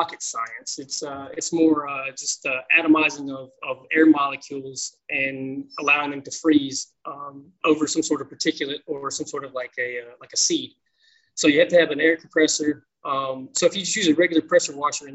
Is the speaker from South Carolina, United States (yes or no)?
yes; Fort Mill, South Carolina, United States; I'm originally from the Fort Mill region, which is a suburb of the Metro Charlotte region.